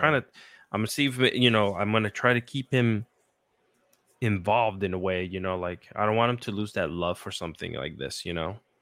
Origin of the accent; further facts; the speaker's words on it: Puerto Rico; I grew up in Puerto Rico